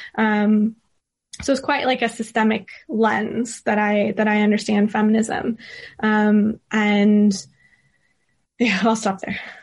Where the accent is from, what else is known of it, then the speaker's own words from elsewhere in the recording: California, United States; now in London, United Kingdom; growing up in California and now living in the U K and particularly in London